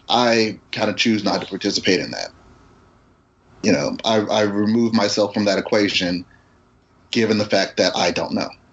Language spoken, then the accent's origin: English; United States; growing up in America, being a black guy growing up in America